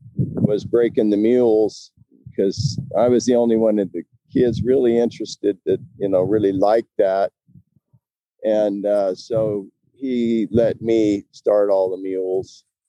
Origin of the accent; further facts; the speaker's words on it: Palisade, Colorado, United States; Yeah. A little town called Palisade, foot of Grand Mesa.